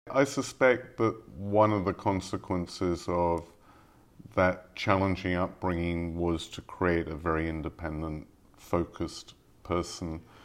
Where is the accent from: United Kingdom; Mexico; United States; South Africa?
United Kingdom; England; moved away; I grew up in England